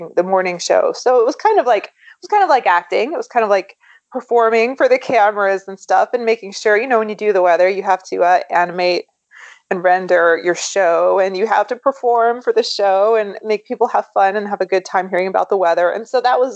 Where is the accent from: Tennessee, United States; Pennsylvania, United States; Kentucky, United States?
Kentucky, United States; I grew up in Kentucky